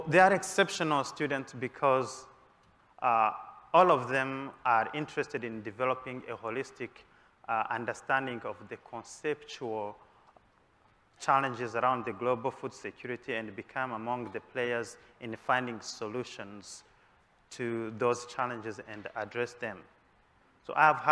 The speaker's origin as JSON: {"language": "English", "country": "Rwanda", "moved": "yes", "lives_now": "United States", "said": "I am from Rwanda originally and a PhD candidate in crop science at Washington State University"}